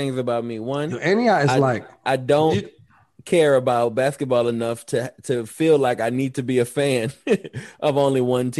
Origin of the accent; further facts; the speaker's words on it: New Orleans, Louisiana, United States; now in Atlanta, United States; I'm from New Orleans.